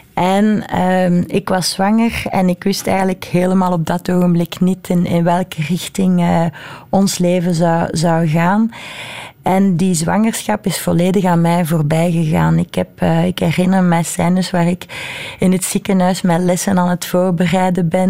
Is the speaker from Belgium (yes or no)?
yes; Brussels, Brussels-Capital Region, Belgium; ik ben Brusselaar, ik ben Europeaan, ik ben Belg, ik ben Vlaming